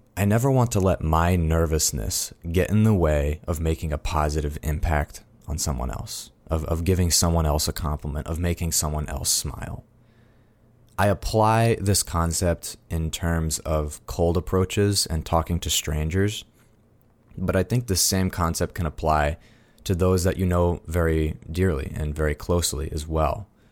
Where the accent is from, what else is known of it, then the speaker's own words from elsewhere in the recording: Fort Collins, Colorado, United States; I am a Coloradan. I'm from Fort Collins and Colorado Springs